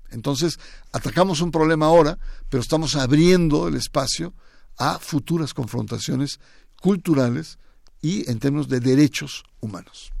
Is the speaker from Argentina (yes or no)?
no; Mexico